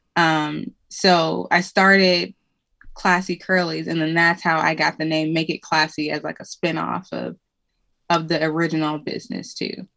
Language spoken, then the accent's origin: English; Cleveland, Ohio, United States; moved away as an adult; now in Indianapolis, United States; I'm from Cleveland, Ohio originally, um, but I live in Indianapolis